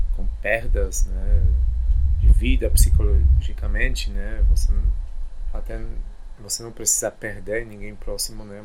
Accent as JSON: {"language": "Portuguese", "country": "Poland", "tie": "born or raised there", "also_born_or_lived": "Germany / United States / Brazil", "second_language": "Portuguese", "moved": "yes", "said": "nasci e cresci na Polônia"}